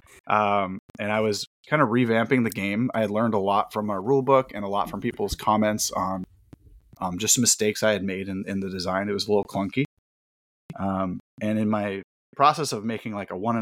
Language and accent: English; Bay Area, California, United States; I'm from the Bay Area